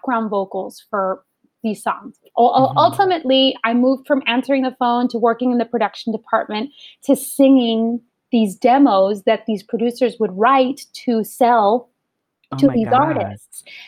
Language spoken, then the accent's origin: English; Los Angeles, California, United States; born or raised there